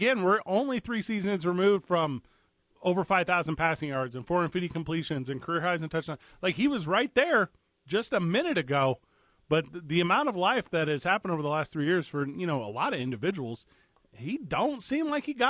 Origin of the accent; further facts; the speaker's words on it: St. Louis, Missouri, United States; you know I'm from St. Yeah. Louis, Missouri, right?